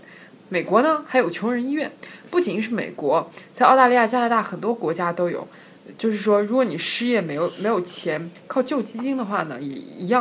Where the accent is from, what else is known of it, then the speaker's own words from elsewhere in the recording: China; 我们中国人